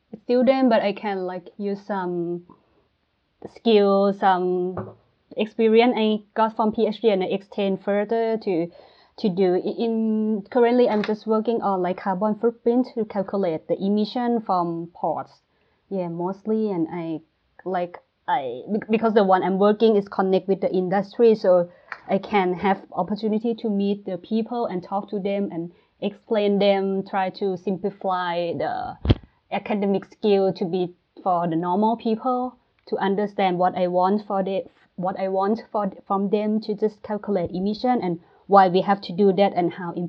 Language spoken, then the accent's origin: English; Bangkok, Thailand; moved away as an adult; also born or lived in Taiwan; now in Southampton, United Kingdom; I'm from Bangkok, Thailand